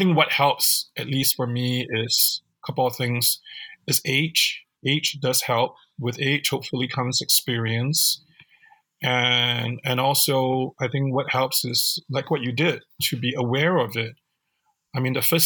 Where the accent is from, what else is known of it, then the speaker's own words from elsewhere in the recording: Singapore; now in United States; growing up in Singapore.